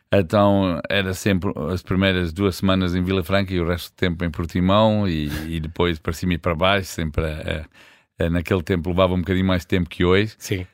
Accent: South Africa; now in Portugal; quando estávamos na África do Sul, obviamente os portugueses punham os nomes portugueses e depois era super difícil na escola

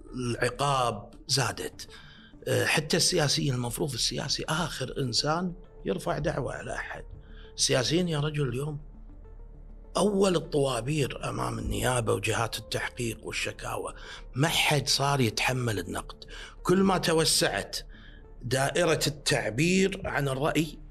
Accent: Kuwait; عندنا بالكويت

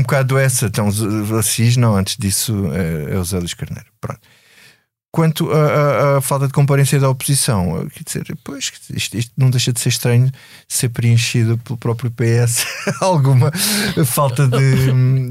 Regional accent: Grândola, Alentejo, Portugal; sou, sou do Alentejo, sou de Grândola e sou de uma terra revolucionária

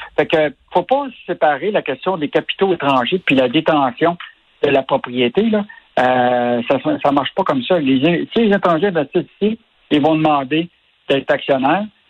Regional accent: Quebec, Canada

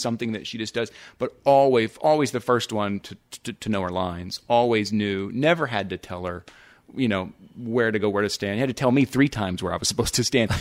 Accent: Houston, Texas, United States; moved away as an adult; also born or lived in Dallas; now in Los Angeles, United States; Houston, born and raised in Houston, lived Dallas

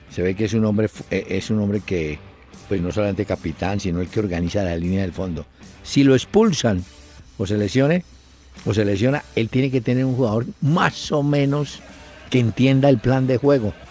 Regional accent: Colombia; Luego dicen que los desafectados somos los colombianos.

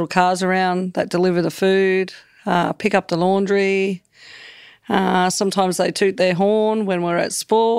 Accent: Victoria, Australia; I used to get called … actually, because I'm from Victoria.

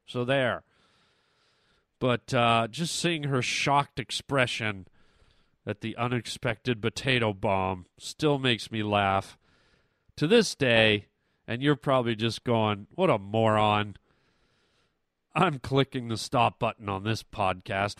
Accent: Canada; we grew up in Canada.

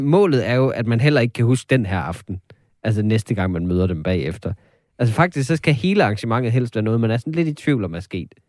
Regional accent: North Jutland, North Denmark Region, Denmark; nu er jeg jo også fra Nordjylland

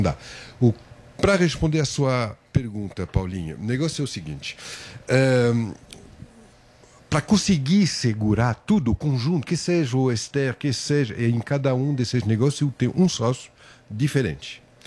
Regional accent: France; Portuguese is a second language; moved away as an adult; now in Brazil; Era francês, agora eu sou brasileiro

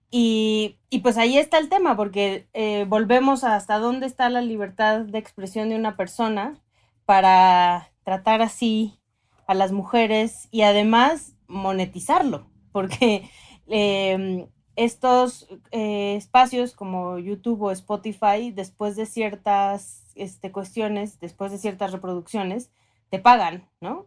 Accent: northern Mexico, Mexico; soy norteña

